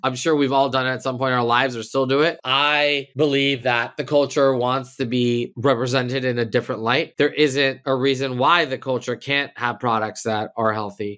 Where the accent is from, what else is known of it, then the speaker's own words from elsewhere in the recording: Los Angeles, California, United States; I grew up in L A. I'm born and raised here